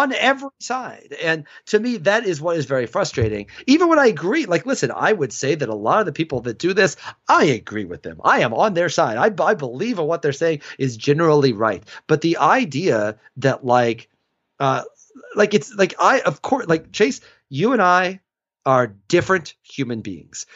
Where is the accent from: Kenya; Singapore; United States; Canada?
United States; Illinois; now in Atlanta, United States; in my hometown, Illinois basketball was the Yankees